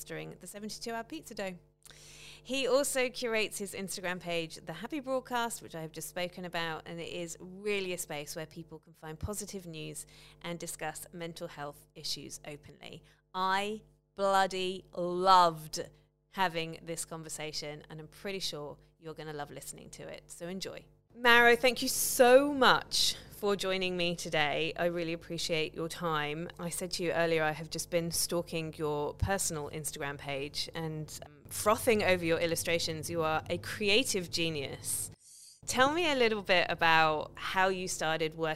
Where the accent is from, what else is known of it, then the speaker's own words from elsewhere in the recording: United Kingdom; accent: British; my British accent